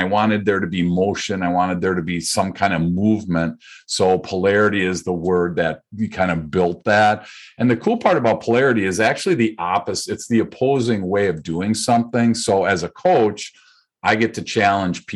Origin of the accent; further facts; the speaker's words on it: Midwest, United States; Born and raised in the Midwest